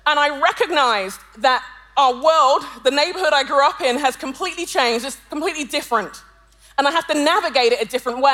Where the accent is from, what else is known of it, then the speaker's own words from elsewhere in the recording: London, United Kingdom; I'm a Londoner by birth and conviction